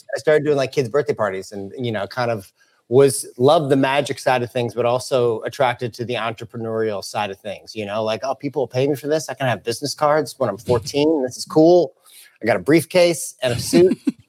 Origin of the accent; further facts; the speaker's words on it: St. Louis, Missouri, United States; St. Louis.